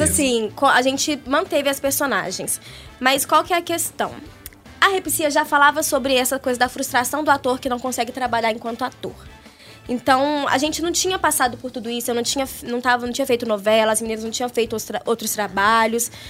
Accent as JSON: {"language": "Portuguese", "country": "Brazil", "tie": "born or raised there", "said": "nas escolas lá do, do São Geraldo, que é a região onde eu cresci."}